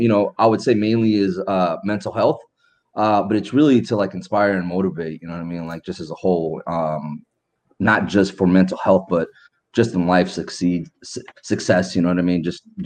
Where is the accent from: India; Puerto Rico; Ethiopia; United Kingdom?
Ethiopia; also born or lived in Sudan; We're from Ethiopia. My dad's from Ethiopia. My mom's from Eritrea. I was born in Sudan.